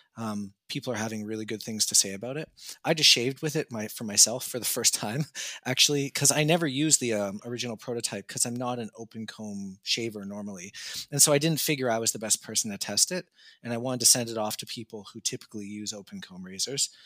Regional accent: Canada; I would just tell them Canada

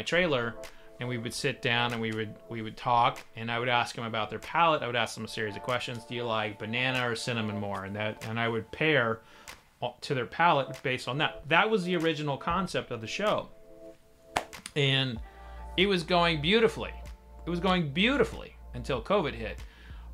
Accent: Oklahoma, United States; I grew up in Oklahoma

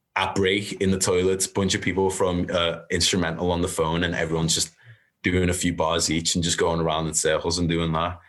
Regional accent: Liverpool, North West England, United Kingdom; I grew up in Liverpool

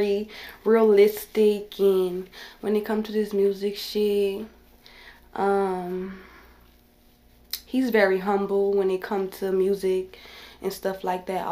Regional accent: New Orleans, Louisiana, United States; I'm from New Orleans, Louisiana

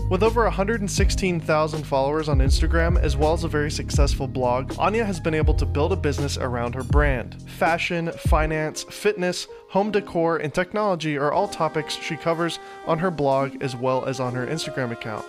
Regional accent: Nashville, Tennessee, United States; moved away as an adult; now in Los Angeles, United States; I came from Nashville, Tennessee. I was uh, born here, but grew up in Nashville

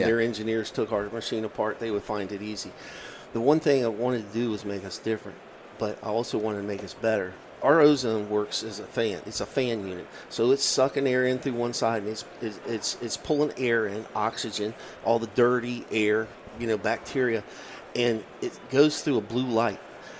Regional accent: Virginia, United States; And actually, it comes from my home state of Virginia.

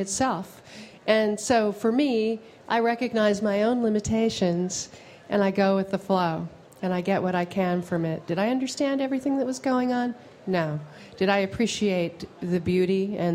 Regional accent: New York, United States; I grew up in New York

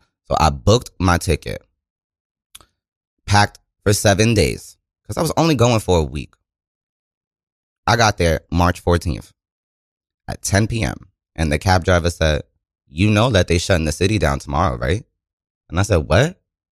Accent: New York City, New York, United States; everybody from my part of New York City. Because I'm from New York. I'm from Queensbridge.

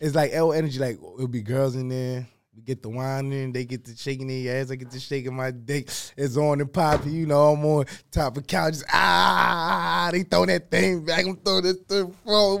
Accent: New York City, New York, United States; I'm from New York.

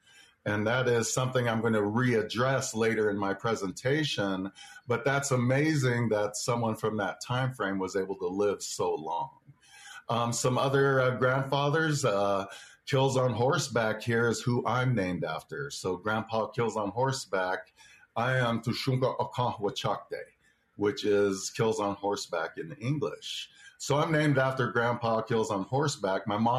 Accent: Tempe, Arizona, United States; moved away; So unfortunately, I wasn't able to grow up in my homelands. I grew up in Tempe, Arizona, which is where I am now at my parents' home visiting.

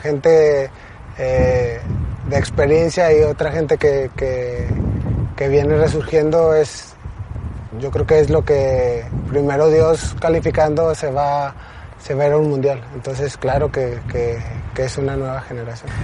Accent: Mexico; como mexicanos

